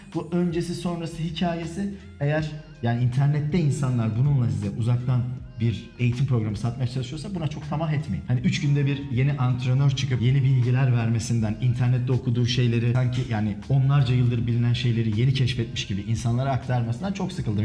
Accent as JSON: {"language": "Turkish", "region": "Ankara", "country": "Turkey", "tie": "born or raised there", "said": "ben Ankaralıyım. Ben Ankara'da doğdum büyüdüm."}